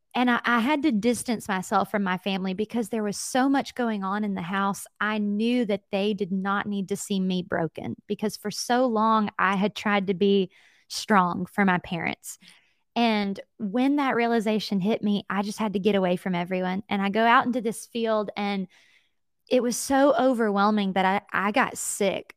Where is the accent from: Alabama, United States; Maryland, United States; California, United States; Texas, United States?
Alabama, United States; Jacksonville; also born or lived in Atlanta, Georgia / Mobile, Alabama; I am from Alabama, and I was born into an incredible family of faith